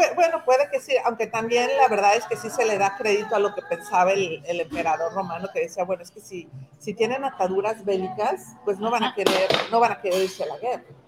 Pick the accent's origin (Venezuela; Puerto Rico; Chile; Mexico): Mexico; Ciudad Juárez, Chihuahua; moved away; also born or lived in Monterrey; yo no soy de Monterrey, soy, soy de Chihuahua, pero en Monterrey, que también vivía ahí